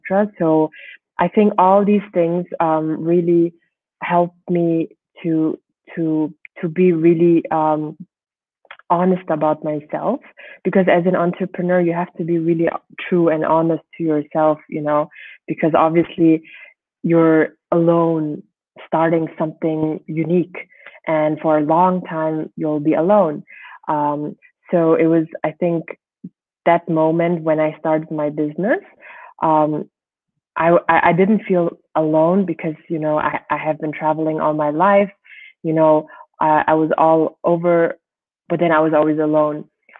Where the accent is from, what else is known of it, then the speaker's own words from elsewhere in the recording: Germany; also born or lived in Switzerland / France / United States; now in Mongolia; But yeah, I grew up in Germany. I was in Switzerland as well. I was in France as well. And then later on, I did my master's degree in the United States and finally came back in 2012 to Mongolia.